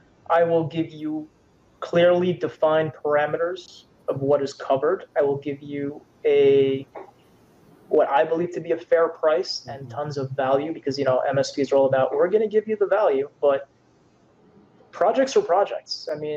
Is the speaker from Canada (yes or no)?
yes; Canada; Yes, I am Canadian, eh? Yes, I am.